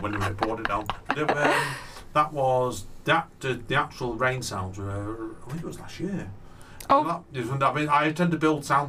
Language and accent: English; Manchester, North West England, United Kingdom; Chalton Cum Hardy, where I grew up a lot around Chalton Cum Hardy.